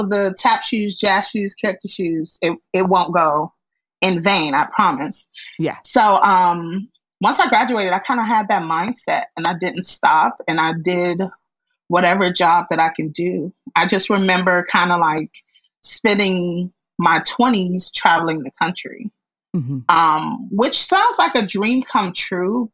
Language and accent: English; Miami, Florida, United States; i was born and raised in Miami